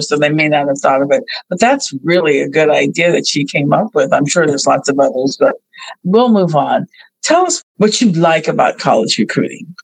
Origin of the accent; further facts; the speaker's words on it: Bay Area, California, United States; another Bay Area native like I am